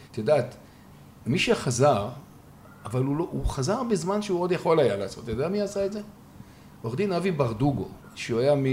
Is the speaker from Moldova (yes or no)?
no; Israel; born there; רציתי לשלב יותר, אני נולדתי כאן.